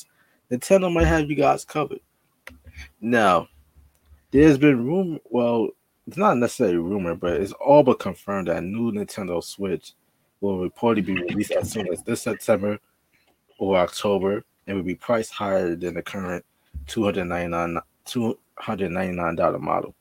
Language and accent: English; New York, United States; I'm a New Yorker